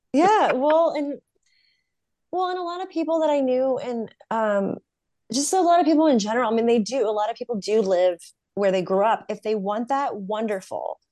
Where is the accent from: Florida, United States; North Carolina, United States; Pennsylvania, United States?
North Carolina, United States; moved away as an adult; now in California, United States; 'cause I'm from North Carolina